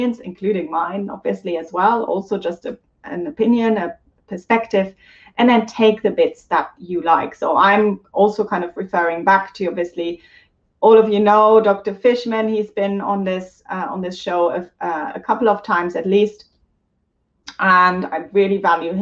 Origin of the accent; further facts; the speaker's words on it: Germany; I'm German, so I'm saying it in the German pronunciation